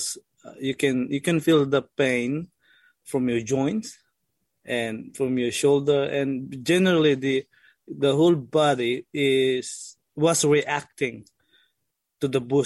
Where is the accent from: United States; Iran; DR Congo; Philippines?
Philippines; now in Dunedin, New Zealand; as a Filipino